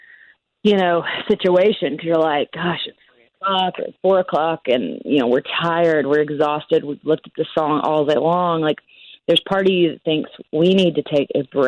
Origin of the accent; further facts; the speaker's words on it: West Tennessee, United States; I grew up in West Tennessee